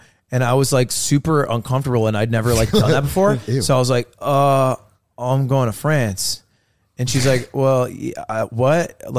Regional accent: United States; Yeah, I'm first gen. I'm the only person in my family tree ever born in America.

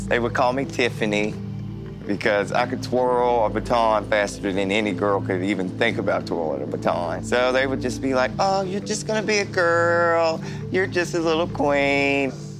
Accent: Williamson, West Virginia, United States; I grew up here in Williamson. I was 10 years old when Mike Sisco went swimming in the pool.

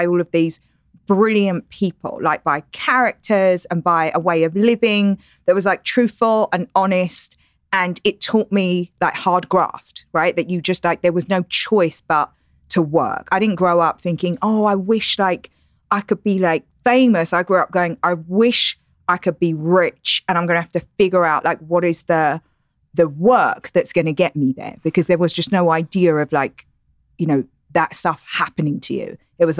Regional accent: London, United Kingdom; now in United States; I'm not Australian or South African. I'm English. So you try to, like, I speak with better accent here than I probably did at home. But I'm from East London, which is the equivalent of coming from Inglewood or the Bronx.

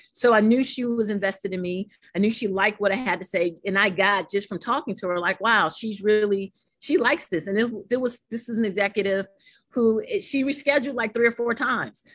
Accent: New York City, New York, United States; growing up in Harlem, New York

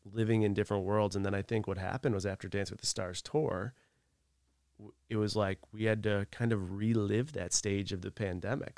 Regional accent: Northeast, United States; moved away; I come from the Northeast

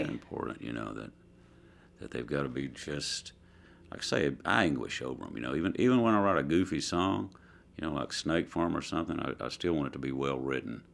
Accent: Southeast Oklahoma, United States; moved away; also born or lived in Dallas, Texas; I grew up in Southeast Oklahoma in a very rural park

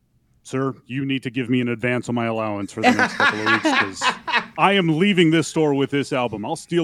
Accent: Altona, Manitoba, Canada; growing up in Altona

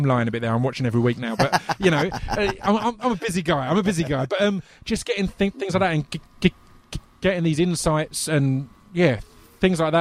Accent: United Kingdom; for me as a British guy

